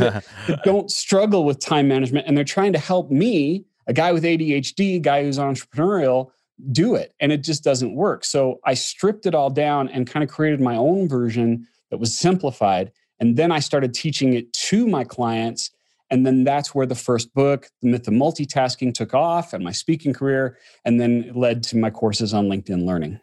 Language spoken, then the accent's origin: English; Orem, Utah, United States; also born or lived in Southern California; now in Salt Lake City, United States; I grew up in Utah, a little place called Orme, which is next to Provo